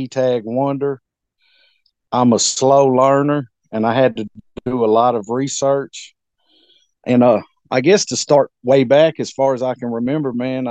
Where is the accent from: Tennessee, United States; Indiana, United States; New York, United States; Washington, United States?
Tennessee, United States; Nashville; also born or lived in New Orleans, Louisiana; now in Hohenwald, United States; I was born in New Orleans, Louisiana, but I moved to Nashville, Tennessee in 1990 at the age of 6 and lived there ever since then